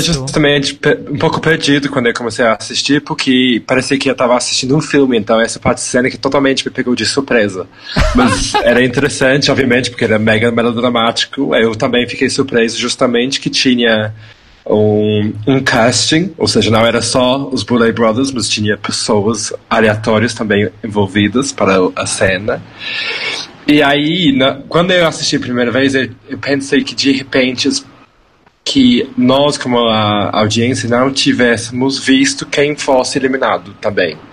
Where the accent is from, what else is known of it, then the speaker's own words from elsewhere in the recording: São Paulo, Brazil; now in Birmingham, United Kingdom; Eu sou uma drag uh, importada do Reino Unido, porém nascida e criada em São Paulo